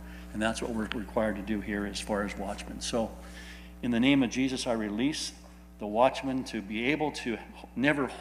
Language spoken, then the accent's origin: English; California, United States; I'm from California